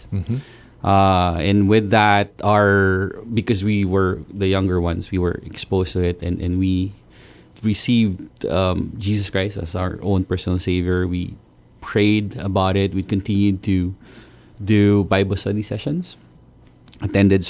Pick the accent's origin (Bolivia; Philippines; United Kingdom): Philippines; moved away as an adult; now in Guam; I grew up in the Philippines